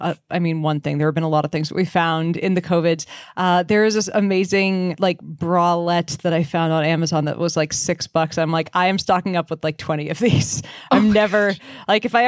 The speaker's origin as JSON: {"language": "English", "region": "New Hampshire", "country": "United States", "tie": "born or raised there", "moved": "yes", "lives_now": "California, United States", "said": "I live in California now. I grew up in New Hampshire."}